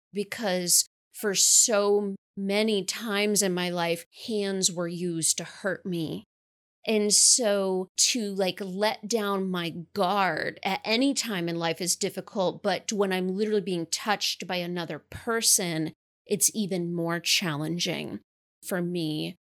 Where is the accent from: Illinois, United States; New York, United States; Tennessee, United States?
New York, United States; I currently live in the capital region in New York, and I was born and raised in New York